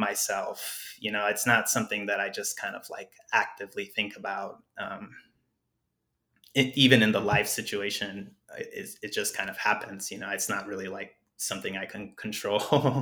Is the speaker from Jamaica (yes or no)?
no; Douglas, Arizona, United States; moved away; also born or lived in Agua Prieta, Sonora, Mexico; I was growing up in Douglas